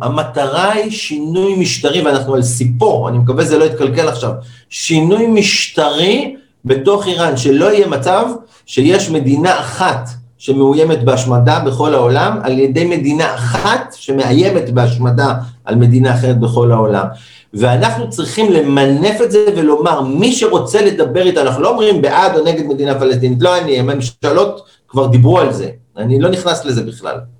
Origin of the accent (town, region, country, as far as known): Israel